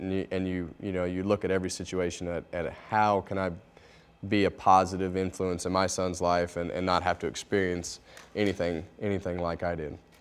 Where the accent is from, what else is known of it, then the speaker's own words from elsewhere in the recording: Bakersfield, California, United States; I grew up in Bakersfield, California